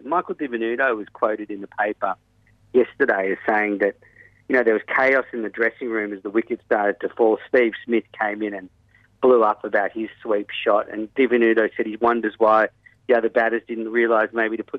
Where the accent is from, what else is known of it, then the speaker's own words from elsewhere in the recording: Australia; saying it as an Australian